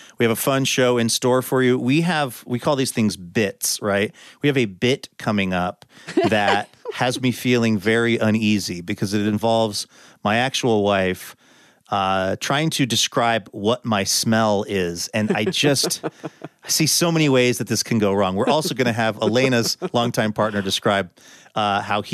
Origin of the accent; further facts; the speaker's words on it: Seattle, Washington, United States; my childhood growing up in Seattle